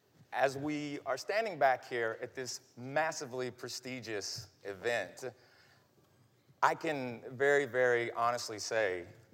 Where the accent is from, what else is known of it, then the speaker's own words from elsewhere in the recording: Knoxville, Tennessee, United States; moved away as an adult; I'm from Knoxville, Tennessee